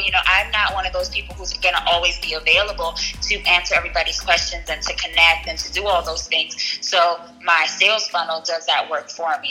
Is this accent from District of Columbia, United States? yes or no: no; New York City, New York, United States; accent: Bronx; moved away as an adult; also born or lived in Syracuse; I left the Bronx